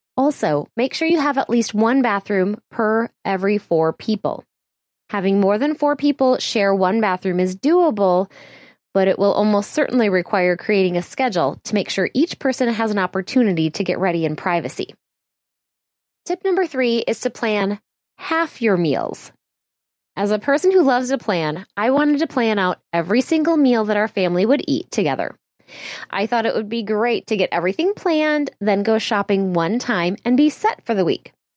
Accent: Midwest, United States; My family is full of super helpful people. We're from the Midwest

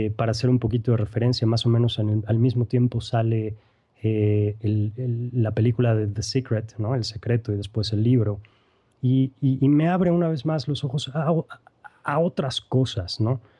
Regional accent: Mexico; now in Querétaro, Mexico; soy queretano, eh, mexicano, mejor dicho, queretano de importación

